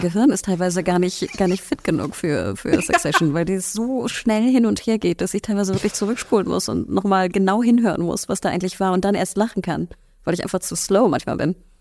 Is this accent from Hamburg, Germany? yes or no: yes; Hamburg, Germany; wenn man Hamburgerin ist, und ich bin Hamburgerin